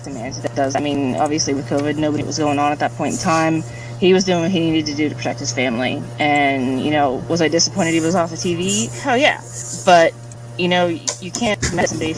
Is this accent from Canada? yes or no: no; Pittsburgh, Pennsylvania, United States; I'm from Pittsburgh